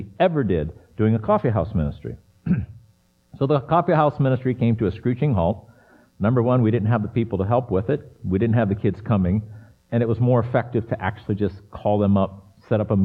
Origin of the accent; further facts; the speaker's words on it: United States; moved away as an adult; now in Kralupy, Czech Republic; I'm American